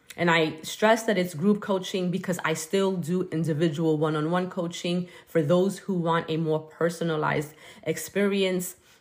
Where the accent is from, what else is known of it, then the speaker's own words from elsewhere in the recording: New York City, New York, United States; growing up in Brooklyn